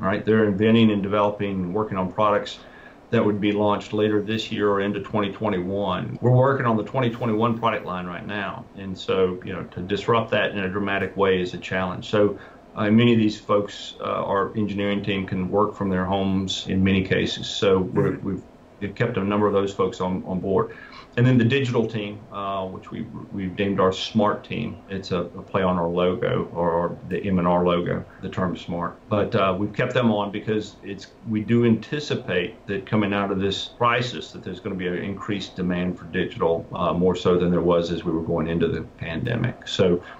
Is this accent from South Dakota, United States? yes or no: no; South Carolina, United States; I'm from South Carolina